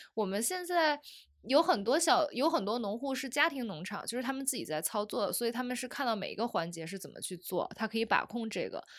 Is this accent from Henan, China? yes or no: yes; Zhengzhou, Henan, China; 我们家在郑州